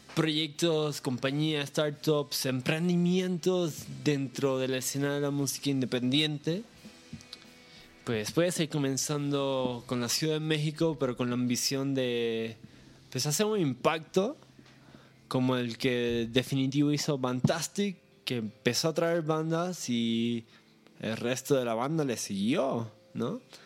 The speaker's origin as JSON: {"language": "Spanish", "country": "Puerto Rico", "said": "yo soy de Puerto Rico, que es una isla muy pequeña"}